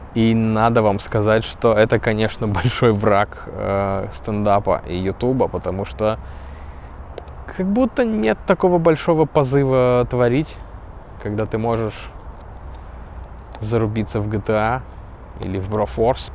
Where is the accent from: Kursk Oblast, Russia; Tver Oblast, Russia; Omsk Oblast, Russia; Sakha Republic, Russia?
Kursk Oblast, Russia; я из Курской.